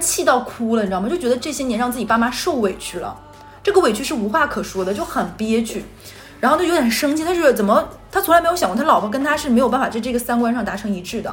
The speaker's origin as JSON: {"language": "Chinese", "region": "Northeast China", "country": "China", "said": "在我们东北的话，基本上你带回家的女生就是要结婚的"}